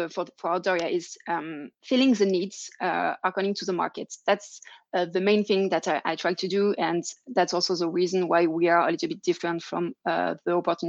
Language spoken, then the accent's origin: English; France; accent: French; English is a second language; also born or lived in Germany / England; now in Geneva, Switzerland; my French accent